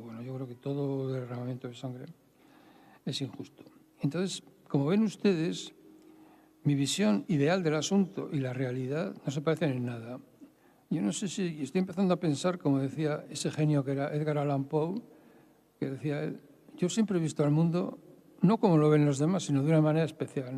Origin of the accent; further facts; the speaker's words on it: Bilbao, Basque Country, Spain; yo soy de Bilbao, quede claro, y no soy hijo de notario. Soy de allí.